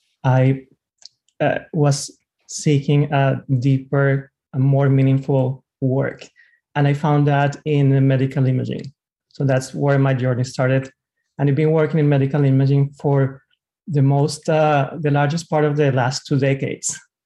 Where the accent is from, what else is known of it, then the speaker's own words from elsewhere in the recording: Colombia; I come from Colombia.